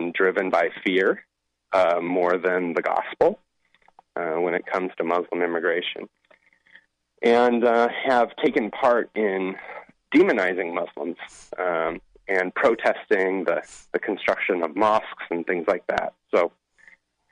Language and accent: English; Seattle, Washington, United States; I'm actually from Seattle